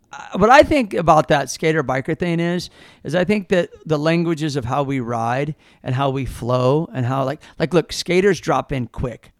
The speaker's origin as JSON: {"language": "English", "town": "Kansas City", "region": "Missouri", "country": "United States", "tie": "born or raised there", "also_born_or_lived": "St. Louis, Missouri", "moved": "as an adult", "lives_now": "California, United States", "said": "growing up in Kansas City"}